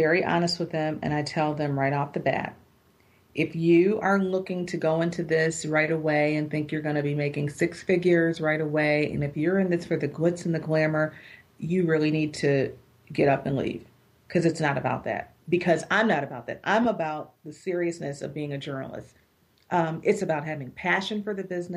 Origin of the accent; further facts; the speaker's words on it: Buffalo, New York, United States; I'm working in my hometown still